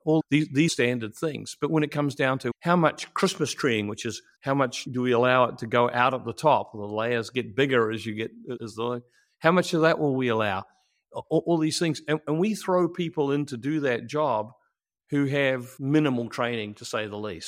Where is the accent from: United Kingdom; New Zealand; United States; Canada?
New Zealand; moved away as an adult; I'm a, uh, New Zealander born and raised